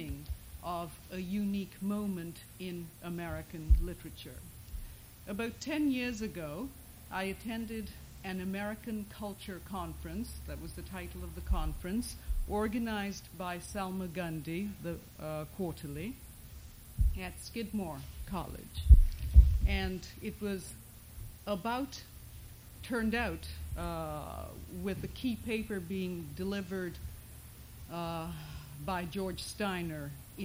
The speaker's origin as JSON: {"language": "English", "town": "Kolkata", "region": "West Bengal", "country": "India", "tie": "born or raised there", "also_born_or_lived": "Britain / Switzerland / Iowa", "second_language": "English", "moved": "as an adult", "lives_now": "United States", "said": "I lived a very middle-class Bengali life in a very middle-class Calcutta neighborhood"}